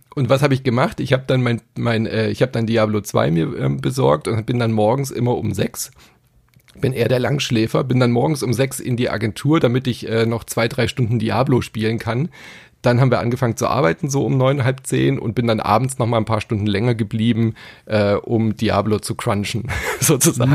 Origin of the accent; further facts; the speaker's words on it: Stuttgart, Baden-Württemberg, Germany; ich bin ja in Stuttgart äh, aufgewachsen